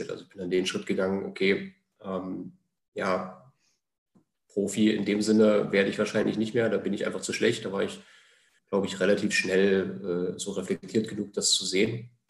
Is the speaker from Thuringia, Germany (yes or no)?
yes; Jena, Thuringia, Germany; ich stamme aus Thüringen, aus Jena ähm, und äh, bin eigentlich auch aus einer, aus einer Fußballfam Fußballerfamilie.